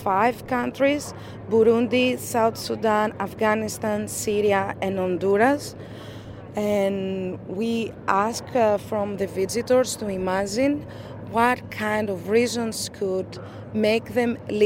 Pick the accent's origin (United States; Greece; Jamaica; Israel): Greece; I'm from Greece.